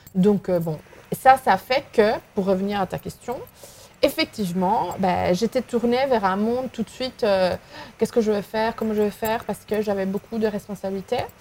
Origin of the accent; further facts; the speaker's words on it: Vigo, Galicia, Spain; French is a second language; moved away as an adult; also born or lived in Mexico; now in Lyon, France; je suis espagnole, je suis galicienne